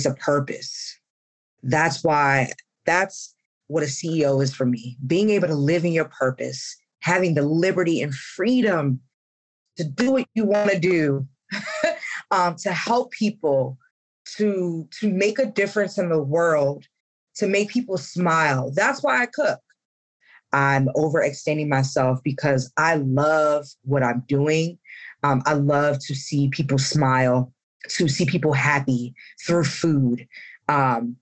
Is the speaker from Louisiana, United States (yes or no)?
no; Columbia, Maryland, United States; moved away; my hometown of Columbia, Maryland